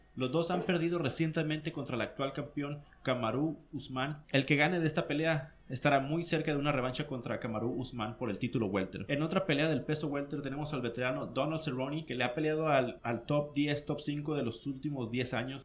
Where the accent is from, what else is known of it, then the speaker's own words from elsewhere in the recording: Mexicali, Baja California, Mexico; now in United States; aquí en mi ciudad natal